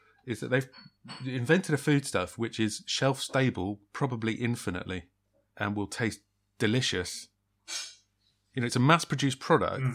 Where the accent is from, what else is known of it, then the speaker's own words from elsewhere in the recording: England, United Kingdom; as an Englishman